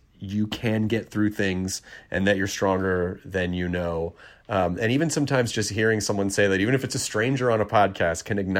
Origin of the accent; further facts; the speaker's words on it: Tennessee, United States; also born or lived in Kentucky; Tennessee, my actual home state of Tennessee. Well, actually, Kentucky's my home state. Tennessee is where I largely grew up.